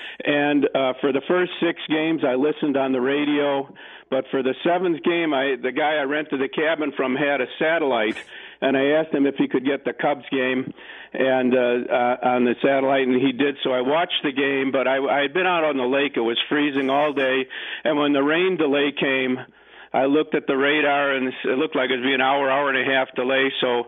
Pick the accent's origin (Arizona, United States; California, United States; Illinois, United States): Illinois, United States; Chicago; also born or lived in Lincolnwood, Illinois; I grew up in Rogers Park, Cub fan all my life